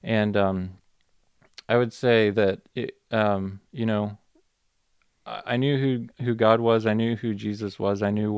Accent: Minnesota, United States; also born or lived in Alabama, United States / North Carolina, United States; And then prior to that, I lived in Minnesota growing up, and North Carolina, and I was born in Alabama, so I've been all over.

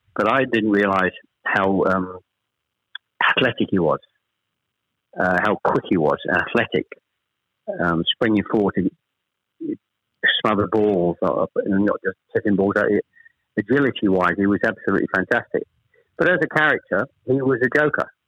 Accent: Chelmsford, East of England, United Kingdom; also born or lived in Ashton-under-Lyne / Manchester; We actually moved south from Manchester. We, we, I was born in Ashton under Lyne we actually moved south to Chelmsford when I was pr- probably I was the eldest of three. When I was probably about seven or eight

